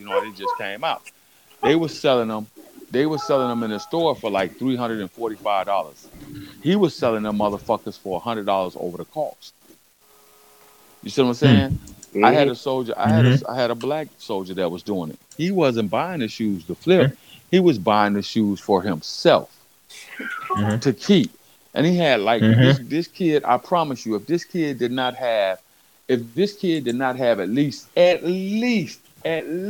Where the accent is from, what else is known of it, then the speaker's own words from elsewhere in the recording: West Coast, United States; I'm from the West Coast